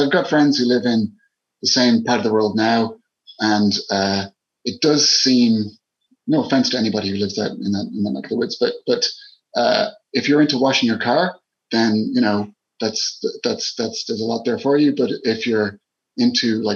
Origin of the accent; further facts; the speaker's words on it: Killiney, Leinster, Ireland; I grew up in Killiney, not the part of Killiney that Bono lives